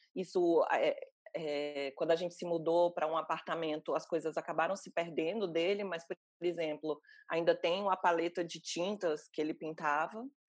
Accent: Fortaleza, Ceará, Brazil; moved away; no Ceará, eu sou cearense

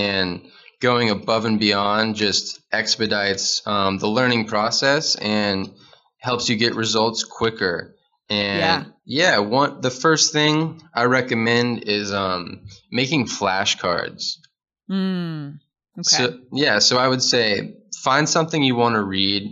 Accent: Nashville, Tennessee, United States; now in Chattanooga, United States; I am from Nashville, which is the capital of Tennessee. And now I'm in Chattanooga, Tennessee

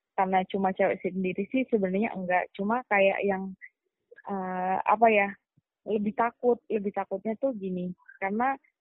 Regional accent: Yogyakarta, Special Region of Yogyakarta, Indonesia; moved away as an adult; also born or lived in Jakarta / Kayong Utara, West Kalimantan; asalnya dari Jogja benar-benar asli Jogja

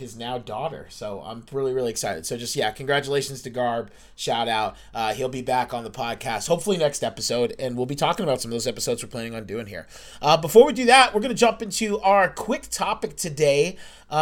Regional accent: Biddeford, Maine, United States; also born or lived in Virginia; my hometown, Biddeford, Maine

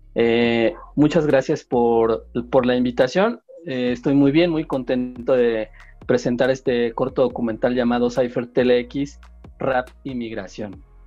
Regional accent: southern Tlaxcala, Mexico; yo también soy del sur de Tlaxcala

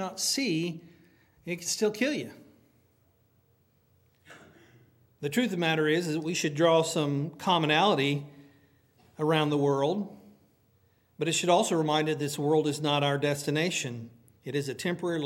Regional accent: United States; I love being American

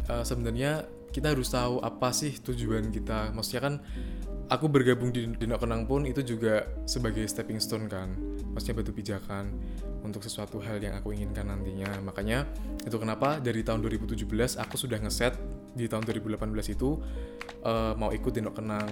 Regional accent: Semarang, Central Java, Indonesia; kita orang Semarang

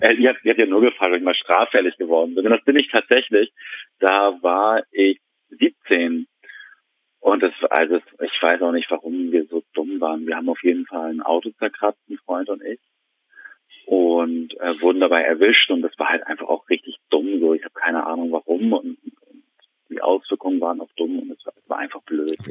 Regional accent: Hamburg, Germany; moved away; ich komme eigentlich aus Hamburg

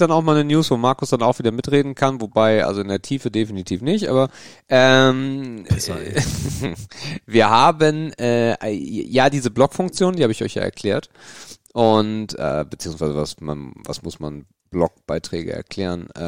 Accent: Northern Germany, Germany; Ich komme ja aus dem Norden

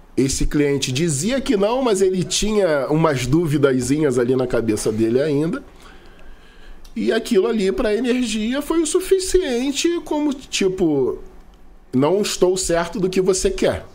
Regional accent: Rio de Janeiro, Brazil; Sou da Zona Norte do Rio

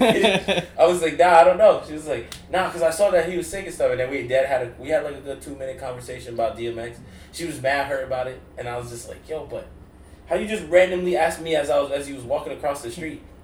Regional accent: New York, United States; we're from New York

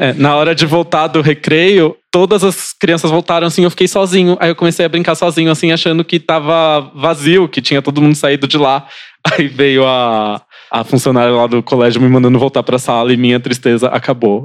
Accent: Praia Grande, São Paulo, Brazil; also born or lived in Osasco; no meio da primeira série, eu saí de Osasco e fui pra Praia Grande

